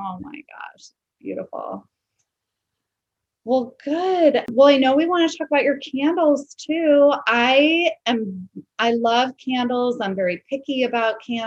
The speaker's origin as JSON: {"language": "English", "town": "Wilmette", "region": "Illinois", "country": "United States", "tie": "born or raised there", "also_born_or_lived": "Glencoe, Illinois", "moved": "yes", "said": "I'm from Chicago."}